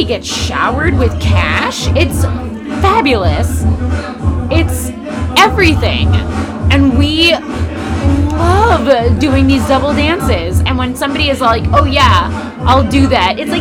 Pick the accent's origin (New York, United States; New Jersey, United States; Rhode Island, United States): New York, United States; New York City; I was born on the Upper East Side and I was raised very classy